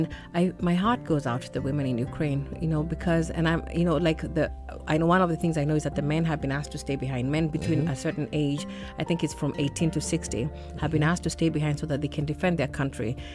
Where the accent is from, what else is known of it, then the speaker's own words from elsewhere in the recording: Kenya; I'm from Kenya.